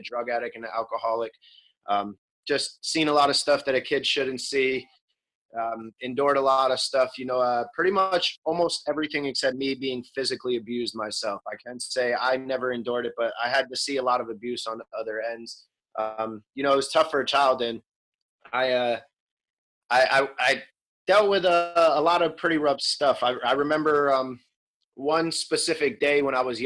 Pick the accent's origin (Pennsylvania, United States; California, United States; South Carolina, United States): Pennsylvania, United States; Bethlehem; I'm from Bethlehem, Pennsylvania, Lehigh Valley, right outside of Philly